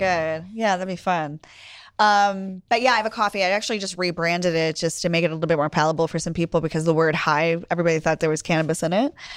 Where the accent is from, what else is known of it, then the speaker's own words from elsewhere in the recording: Pennsylvania, United States; I grew up in Pennsylvania